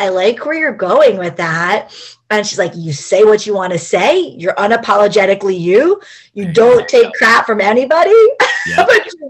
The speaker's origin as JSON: {"language": "English", "area": "Camden County", "region": "New Jersey", "country": "United States", "tie": "born or raised there", "also_born_or_lived": "Philadelphia", "accent": "Jersey", "said": "I was born in Philadelphia, but I was raised in the Garden State. No, I grew up like 20 minutes from Philadelphia. I'm from Camden County."}